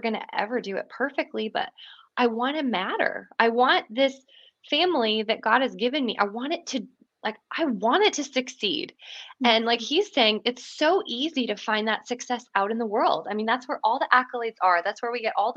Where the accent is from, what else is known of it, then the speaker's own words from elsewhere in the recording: Canada; moved away as an adult; now in Franklin, United States; I'm Canadian originally, but I came to the States to do a master's in counseling